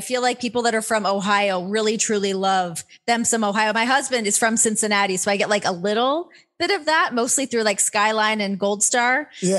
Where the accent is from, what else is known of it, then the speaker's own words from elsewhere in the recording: Canada; moved away; So I grew up in Canada. So playing hockey and like being on the ice is like in my blood.